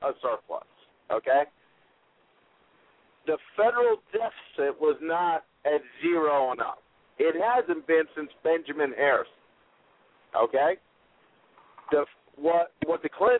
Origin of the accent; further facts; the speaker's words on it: Puerto Rico; I'm from Puerto Rico